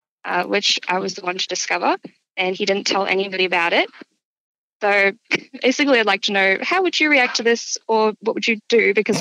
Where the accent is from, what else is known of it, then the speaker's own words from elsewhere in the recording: Hong Kong; now in South Brisbane, Australia; I'm a very city person. Like, I grew up in Hong Kong